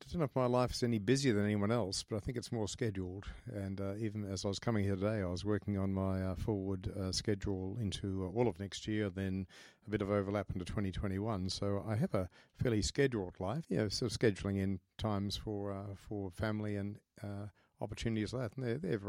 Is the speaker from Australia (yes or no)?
yes; Brisbane, Queensland, Australia; Oh, well, I grew up in Queensland, in Brisbane, and I came from a family that certainly in some parts I was they had as I've come to learn, great Christian piety.